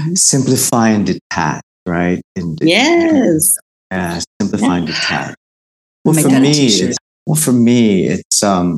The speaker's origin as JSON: {"language": "English", "country": "Philippines", "said": "I will continue to advocate for my people, the arts community, and I will continue to go back home"}